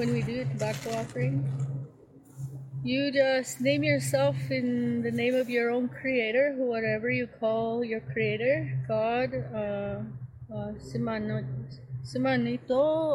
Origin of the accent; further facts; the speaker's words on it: Maskwacis, Alberta, Canada; also born or lived in Siksika Nation, southern Alberta; I was born and raised for the first part of my life in southern Alberta, and then I was relocated. I was moved to Muscogees when I was about 9 or 10 years old